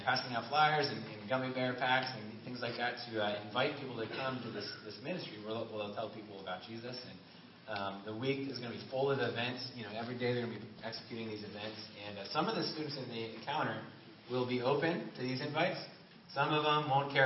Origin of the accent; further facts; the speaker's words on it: Syracuse, New York, United States; now in Riverside, United States; I grew up in Syracuse, but Marcellus was this small town outside